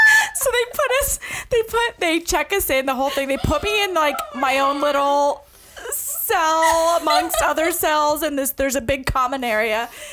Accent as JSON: {"language": "English", "region": "New Jersey", "country": "United States", "tie": "born or raised there", "said": "I was born in New Jersey too."}